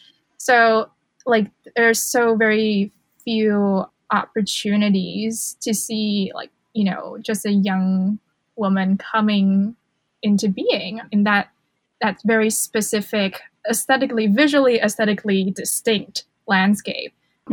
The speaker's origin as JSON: {"language": "English", "country": "Hong Kong", "tie": "born or raised there", "said": "Hong Kong is my hometown, and it's also where the poet Mary Jean Chan was born."}